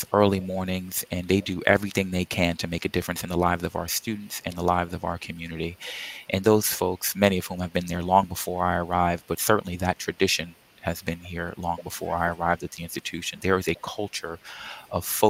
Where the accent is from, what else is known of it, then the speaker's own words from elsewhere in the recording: New York City, New York, United States; moved away as an adult; also born or lived in Arizona; now in South Florida, United States; I grew up in Queens, New York, and went there